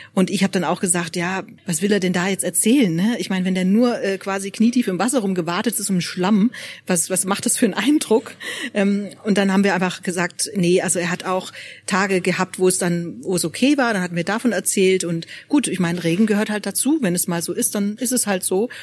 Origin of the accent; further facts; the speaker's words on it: Swabia, Germany; now in Freiburg, Germany; Ich darf das ja sagen als Schwäbin